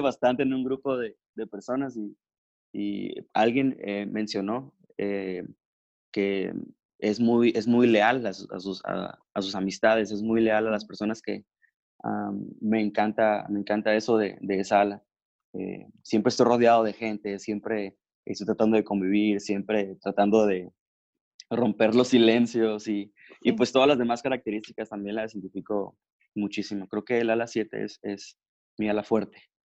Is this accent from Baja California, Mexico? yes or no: yes; Ensenada, Baja California, Mexico; now in Mexicali, Mexico; actualmente vivimos en Mexicali, pero soy originario de Ensenada, California